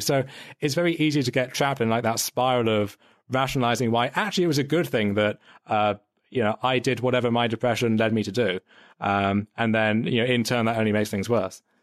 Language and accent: English; United Kingdom; for as much as I kind of joke about like the British accent and everything, I, I don't really identify as British